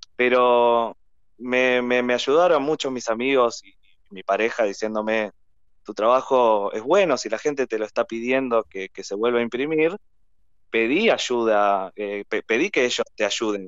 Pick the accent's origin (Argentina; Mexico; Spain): Argentina; me hizo sentir muy orgulloso de mi ciudad y nos hace sentir muy orgullosos eh, como argentinos